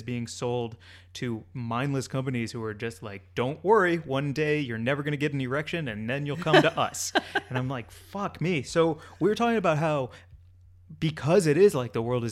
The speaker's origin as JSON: {"language": "English", "town": "St. Louis", "region": "Missouri", "country": "United States", "tie": "born or raised there", "said": "my hometown of St. Louis"}